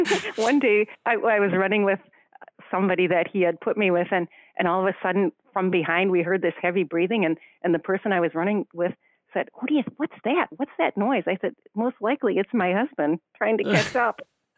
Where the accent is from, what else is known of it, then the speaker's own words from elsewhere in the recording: Ireland; I'm Irish, well, half Irish, half German